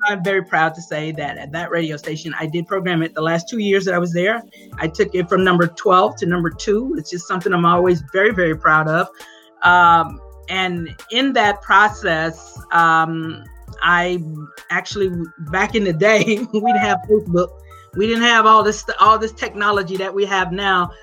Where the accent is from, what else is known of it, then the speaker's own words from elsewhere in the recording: Grenada, Mississippi, United States; moved away; I'm from Grenada, Mississippi.